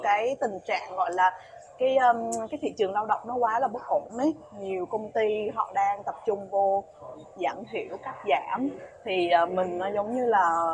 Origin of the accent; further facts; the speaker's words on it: Vietnam; mình là người Việt Nam